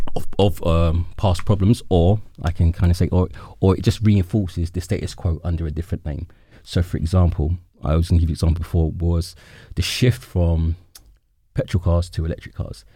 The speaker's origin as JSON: {"language": "English", "region": "London", "country": "United Kingdom", "tie": "born or raised there", "said": "as a Londoner, I know definitely where I'm from"}